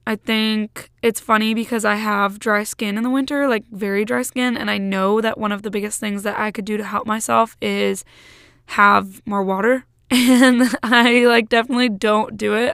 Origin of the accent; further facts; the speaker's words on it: Massachusetts, United States; now in Michigan, United States; my siblings and I all live in Michigan, but my hometown is in Massachusetts